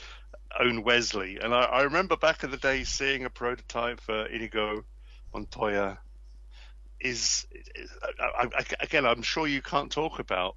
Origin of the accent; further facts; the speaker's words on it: England, United Kingdom; I'm English